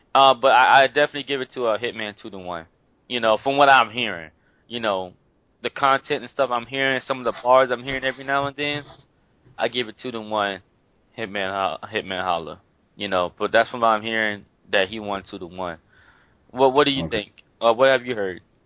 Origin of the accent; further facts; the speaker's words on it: Miami, Florida, United States; I'm from Miami